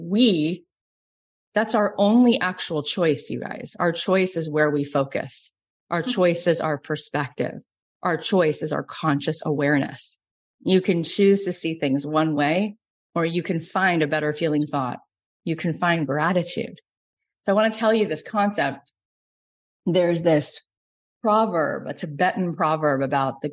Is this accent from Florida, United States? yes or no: yes; Florida, United States; moved away as an adult; now in Los Angeles, United States; I grew up in Florida, but I've been in LA for 20 years.